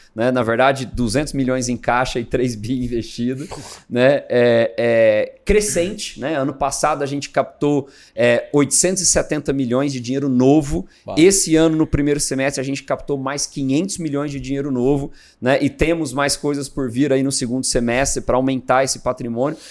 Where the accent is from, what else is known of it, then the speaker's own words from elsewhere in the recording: Goiânia, Goiás, Brazil; moved away as an adult; now in São Paulo, Brazil; eu sou natural de Goiânia, né? E em 2001 eu vim para São Paulo. Eu vim para fazer faculdade